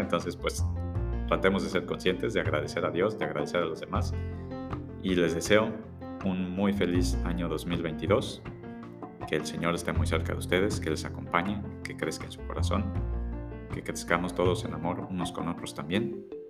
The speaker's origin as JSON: {"language": "Spanish", "country": "Mexico", "said": "éramos mexicanos"}